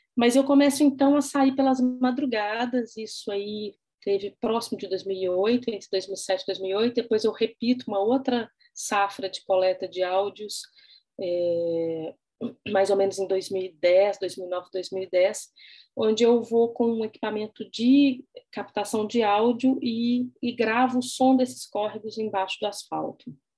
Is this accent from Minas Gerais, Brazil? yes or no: yes; Belo Horizonte, Minas Gerais, Brazil; sou natural de Belo Horizonte